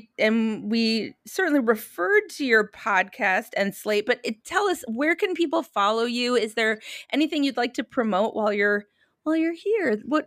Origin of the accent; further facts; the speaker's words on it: Minnesota, United States; I grew up in Minnesota where I went to private schools.